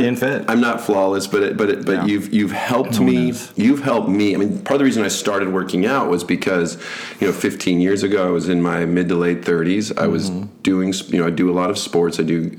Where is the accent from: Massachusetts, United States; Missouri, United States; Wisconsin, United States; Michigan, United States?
Michigan, United States; Grand Haven; where we grew up in Grand Haven